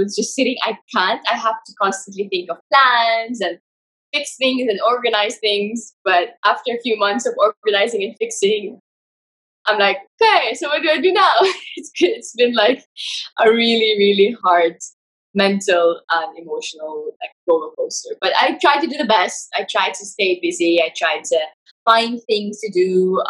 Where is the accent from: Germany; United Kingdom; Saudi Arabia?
Saudi Arabia; moved away as an adult; now in Dubai, United Arab Emirates; So I'm in my parents' house in Saudi Arabia, my hometown. I usually live in Dubai